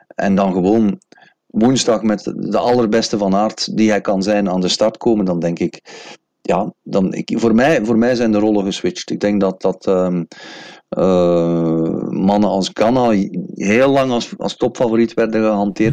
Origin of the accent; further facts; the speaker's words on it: Belgium; als Belg